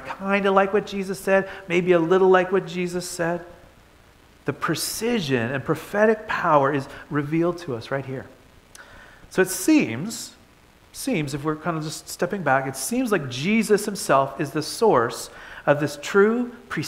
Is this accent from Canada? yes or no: yes; Toronto, Ontario, Canada; moved away; I grew up in Toronto